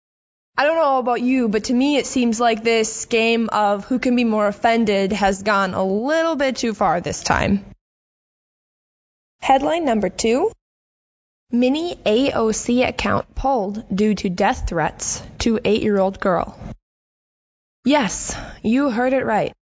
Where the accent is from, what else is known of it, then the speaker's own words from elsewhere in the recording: Minnesota, United States; I come from Minnesota, a forever blue state